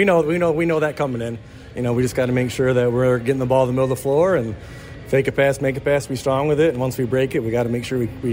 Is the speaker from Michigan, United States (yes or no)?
yes; Fennville, Michigan, United States; I'm from Fennville. I went to Fennville. My family's all from Fennville.